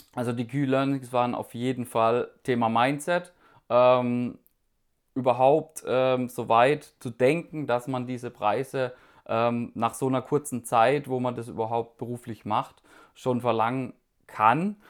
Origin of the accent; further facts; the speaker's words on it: Karlsruhe, Baden-Württemberg, Germany; ich komme aus Karlsruhe